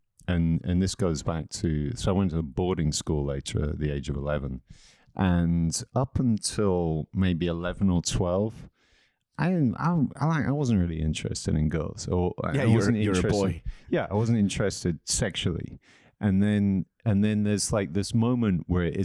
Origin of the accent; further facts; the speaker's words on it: England, United Kingdom; also born or lived in Wiesbaden, Germany; I was born in Wiesbaden in Germany. And then my mom took us back to England